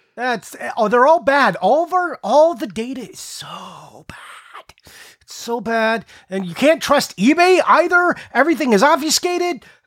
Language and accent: English; United States; I am super American